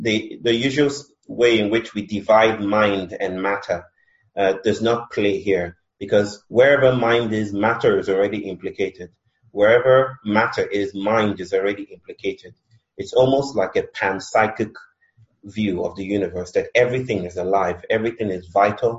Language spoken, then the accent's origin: English; Nigeria; now in India; I'm Nigerian, I'm married to an Indian